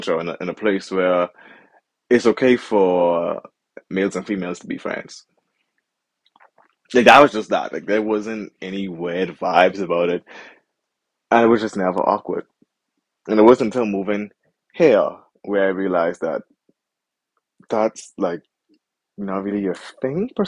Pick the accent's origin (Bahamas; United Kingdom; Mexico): Bahamas; moved away as an adult; when I was growing up in the Bahamas and I was still living under her roof